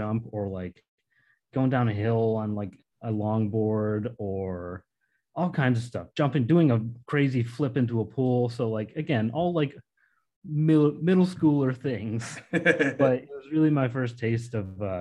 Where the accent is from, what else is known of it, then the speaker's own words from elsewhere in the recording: Grafton, Massachusetts, United States; I grew up in Grafton, Massachusetts. It's this little town next to Worcester